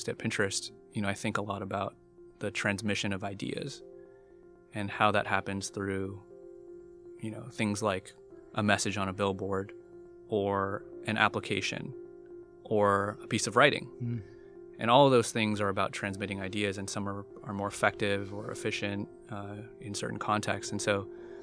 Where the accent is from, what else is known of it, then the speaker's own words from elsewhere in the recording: United States; I was born and raised in the United States